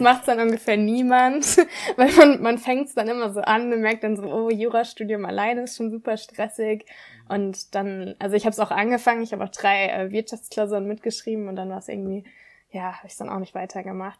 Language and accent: German; Mannheim, Baden-Württemberg, Germany; moved away as an adult; now in Bayreuth, Germany; Nee, ich komme ursprünglich aus Mannheim, also aus Baden-Württemberg